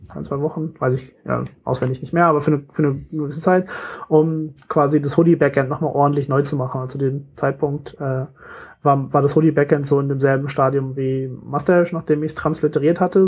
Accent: Germany; ich bin echt gebürtiger Deutscher

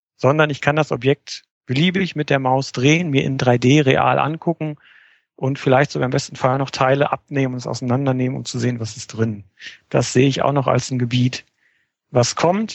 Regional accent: Oberhausen, North Rhine-Westphalia, Germany; ich komme aus dem schönen Oberhausen

